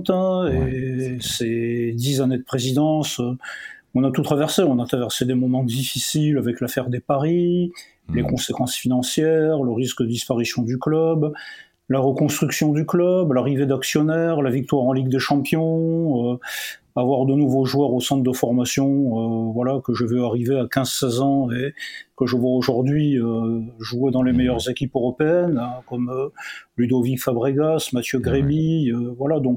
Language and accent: French; Chlef, Chlef Province, Algeria; une famille pied noir. Hein, voilà, je suis né euh, en Algérie, à Orléansville, sur les hauts plateaux.